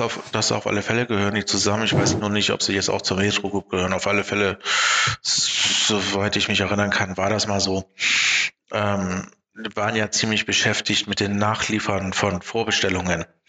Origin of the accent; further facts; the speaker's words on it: Germany; bei uns in Deutschland